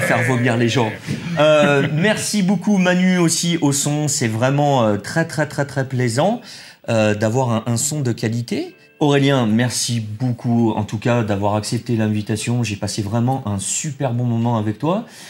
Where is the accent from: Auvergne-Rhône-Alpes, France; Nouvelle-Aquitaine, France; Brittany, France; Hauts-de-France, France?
Auvergne-Rhône-Alpes, France; Saint-Étienne; on est stéphanois